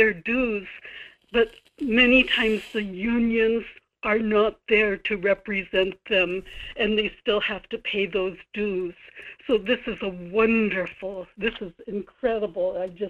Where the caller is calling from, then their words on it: Kodiak, Alaska, United States; in Kodiak.